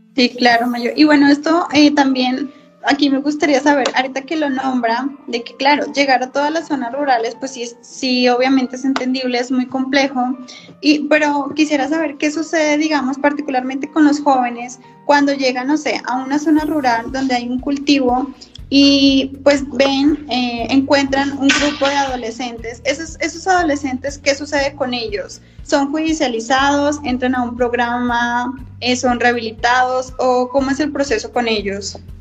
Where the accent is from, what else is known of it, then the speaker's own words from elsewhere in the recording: Colombia; now in Mexico; yo también soy colombiana, entonces, de acuerdo a mi experiencia, a mi estadía aquí en México